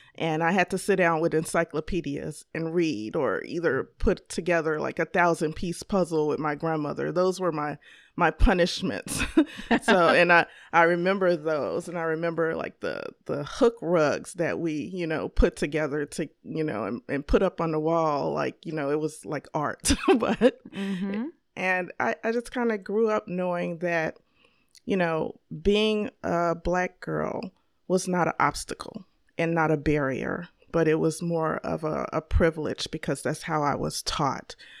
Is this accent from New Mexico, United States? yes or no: no; Chicago, Illinois, United States; I grew up here, uh, born and raised in Chicago, Illinois